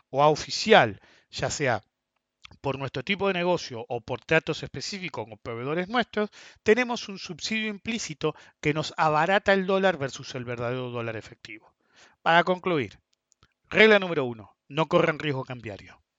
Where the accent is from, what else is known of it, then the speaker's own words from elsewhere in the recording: Argentina; Segundo, porque somos Argentina. Todos se van a tratar de salvar.